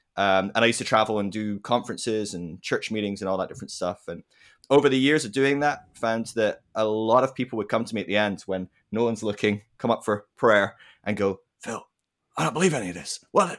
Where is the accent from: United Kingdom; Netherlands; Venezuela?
United Kingdom; Scotland; also born or lived in England / Ireland / United States; So I'm from Scotland originally, but I've lived throughout England, Scotland, Ireland, America. I've lived around, so bit of a blend. Hard one to place.